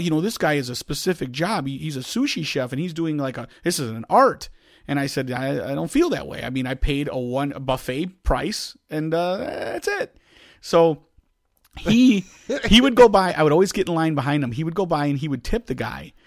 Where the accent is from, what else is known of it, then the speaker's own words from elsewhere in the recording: Chicago, Illinois, United States; accent: Chicago; I think I have a bigger one than you